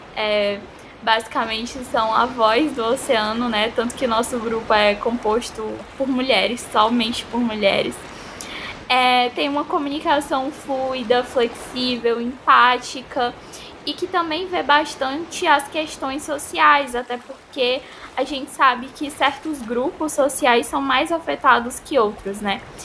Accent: Ceará, Brazil; sou aqui do Ceará

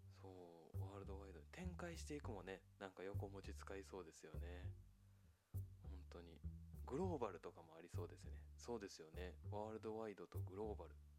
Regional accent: Japan; 日本で生まれ育ったのでね

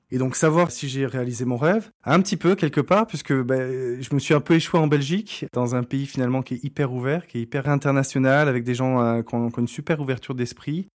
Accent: Bordeaux, Nouvelle-Aquitaine, France; moved away; also born or lived in Arcachon; je suis français, j'ai grandi euh, à Bordeaux, entre Bordeaux et Arcachon

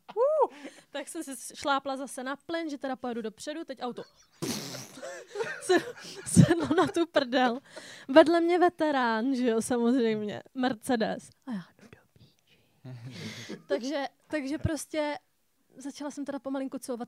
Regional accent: Czechia; jsem typický Čech

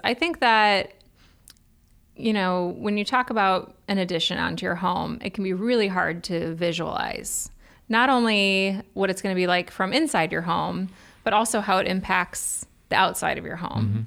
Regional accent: Cleveland, Ohio, United States; now in Columbus, United States; I'm from Cleveland

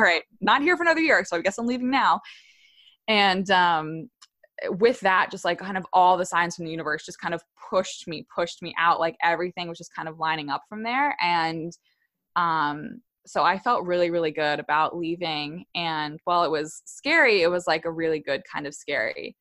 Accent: Wellesley, Massachusetts, United States; moved away as an adult; also born or lived in New York / Virginia; my hometown of Wellesley, Massachusetts, like a few, like twenty, twenty to forty minutes outside Boston

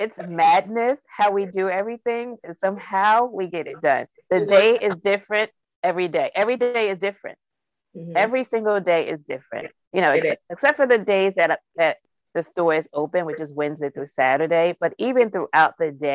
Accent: Jersey City, New Jersey, United States; also born or lived in New York City; We were born and raised in Jersey City, and Jersey City, which is a snatch away from New York

